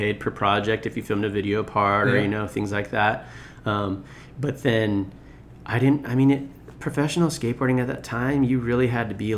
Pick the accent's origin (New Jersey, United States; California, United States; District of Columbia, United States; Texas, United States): California, United States; Rossmoor; these two twins that I grew up with in Rossmore